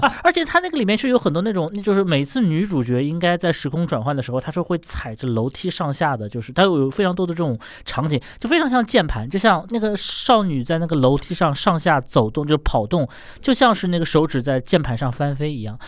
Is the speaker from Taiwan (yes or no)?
no; China